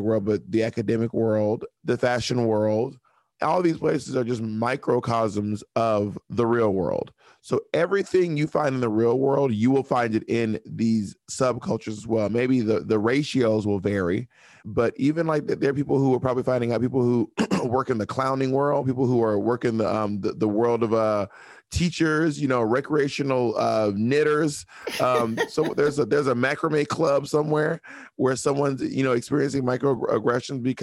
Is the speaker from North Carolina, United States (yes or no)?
no; Georgia, United States; moved away; also born or lived in Alabama / Mississippi / Phenix City, Alabama / Opelika, Alabama; I lived most of my life between Georgia, Alabama, and Mississippi, mostly in Georgia